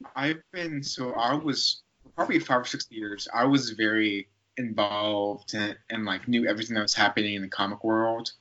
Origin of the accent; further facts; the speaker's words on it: Newnan, Georgia, United States; the Nathan's like hot dogging contest was gonna have like one of their like tournaments in my hometown